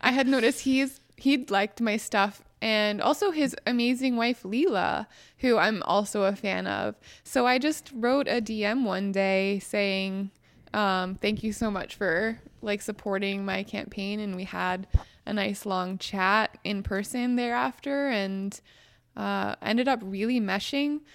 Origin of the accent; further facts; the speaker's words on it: Western Pennsylvania, United States; moved away; also born or lived in West Virginia; I grew up in Western Pennsylvania in a Republican household